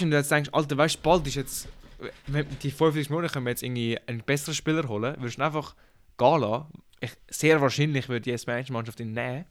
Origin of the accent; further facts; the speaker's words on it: Switzerland; Wir sind ja Schweizer, wir sind da Schweizer genau